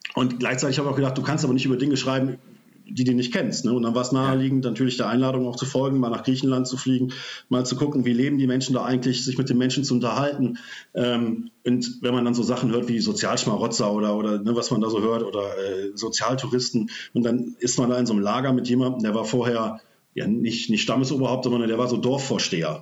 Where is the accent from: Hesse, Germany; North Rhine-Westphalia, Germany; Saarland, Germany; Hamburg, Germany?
North Rhine-Westphalia, Germany; Oberbergischer Kreis, near Cologne; komme aus dem Oberbergischen in der Nähe von Köln